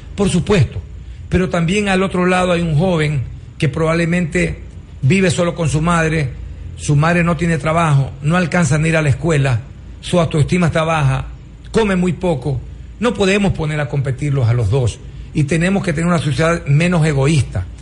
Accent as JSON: {"language": "Spanish", "country": "Ecuador", "said": "esperamos de todas maneras todos los ecuatorianos"}